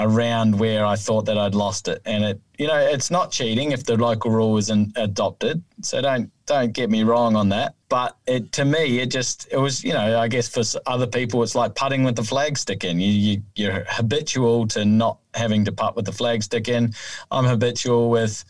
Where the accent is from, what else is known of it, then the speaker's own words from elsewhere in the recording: New Zealand; now in Australia; I certainly like playing golf in my home country because there's no snakes in the rough